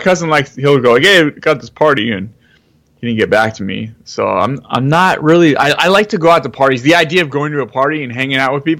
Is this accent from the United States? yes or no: yes; San Jose, California, United States; I grew up in San Jose, Santa Clara.